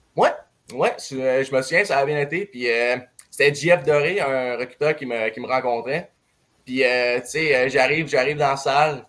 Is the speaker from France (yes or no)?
no; Saguenay, Quebec, Canada; je viens du Saguenay